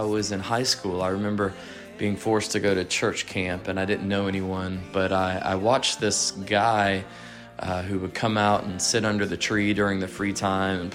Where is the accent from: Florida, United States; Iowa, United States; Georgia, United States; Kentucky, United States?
Georgia, United States; Atlanta; I love being a Southerner